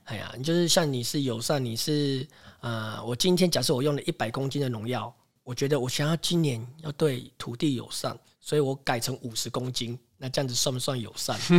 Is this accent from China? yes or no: no; Taipei, Taiwan; also born or lived in Xiluo, Yunlin; now in Puli, Taiwan; 我大概出生不到一个礼拜，我们全家就搬到台北去了